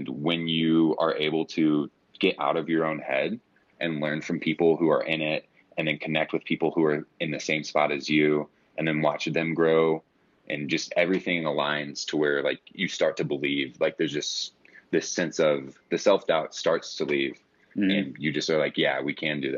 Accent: St. Louis, Missouri, United States; I'm from St. Louis, Missouri

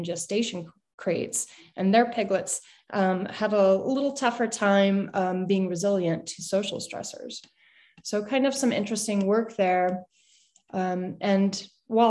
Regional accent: St. Louis, Missouri, United States; I grew up in the Midwest in St. Louis, Missouri.

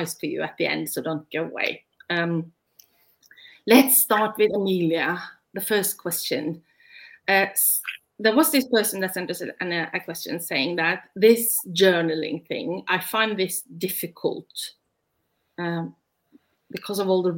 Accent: Norway; English is a second language; also born or lived in United Kingdom; I was born and raised and lived in Norway my entire life.

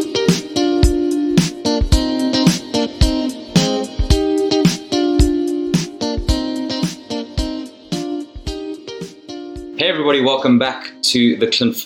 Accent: South Africa; moved away; Coming from South Africa

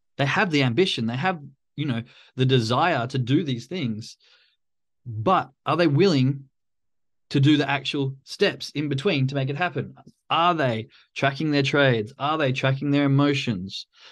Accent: Australia; I'm from Australia, so it's a very common thing for us to go hang out at the pub most of the weekend

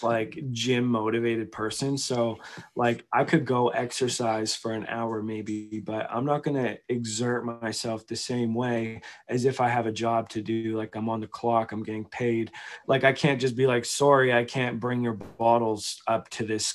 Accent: Victoria, British Columbia, Canada; now in Calgary, Canada; I grew up in Victoria.

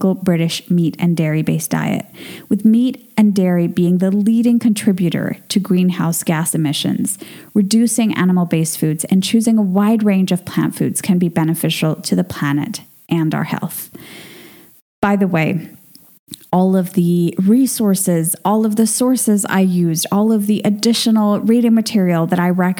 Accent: Venezuela; moved away; my home country of Venezuela

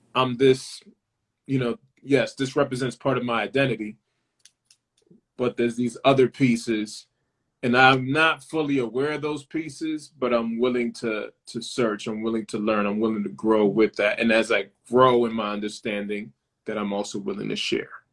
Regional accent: Lawrence, Massachusetts, United States; I'm from Lawrence, Massachusetts, uh, and Lawrence has a particular identity

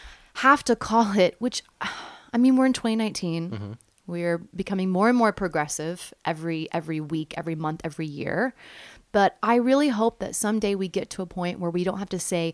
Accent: Oklahoma, United States; And I'm from Oklahoma

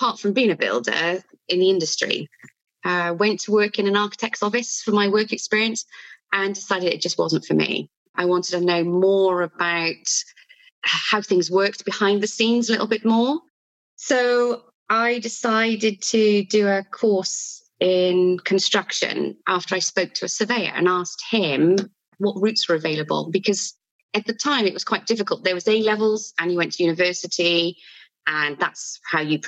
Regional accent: Wales, United Kingdom; accent: Welsh; also born or lived in Bristol; I've lived in Wales all my life, really. I went to Bristol for a little while

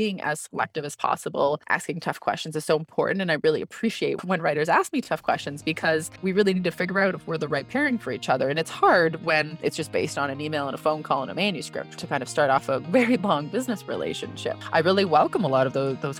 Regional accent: Canada; also born or lived in London, United Kingdom; I'm Canadian

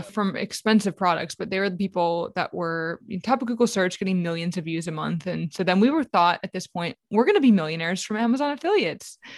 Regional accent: New Orleans, Louisiana, United States; I'm from New Orleans

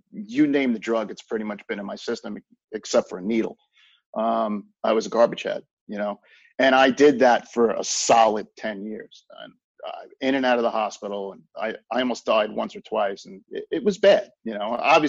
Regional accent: Long Island, New York, United States; I grew up on Long Island, so we had lacrosse when I was a kid

